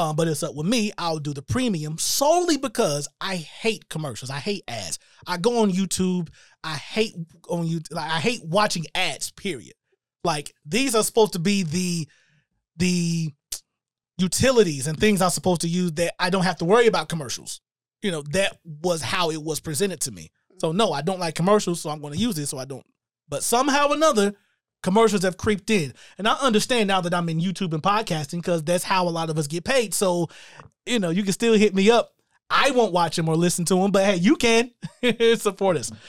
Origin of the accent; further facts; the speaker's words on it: Shelby, North Carolina, United States; moved away; we are actually located in my hometown of Shelby, North Carolina